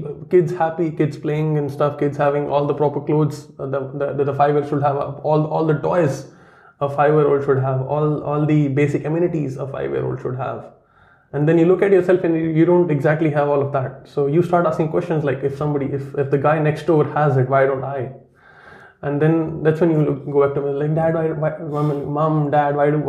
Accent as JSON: {"language": "English", "region": "Jammu and Kashmir", "country": "India", "tie": "born or raised there", "also_born_or_lived": "Karnataka / Chennai", "first_language": "Kashmiri", "second_language": "English", "moved": "as an adult", "lives_now": "Melbourne, Australia", "said": "when terrorism was at its peak in Kashmir. That's where I'm from, my hometown"}